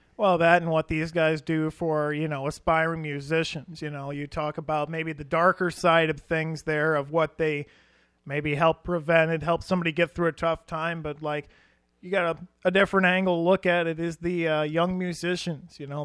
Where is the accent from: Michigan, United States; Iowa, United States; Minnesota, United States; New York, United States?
Iowa, United States; as a couple of Iowa boys ourselves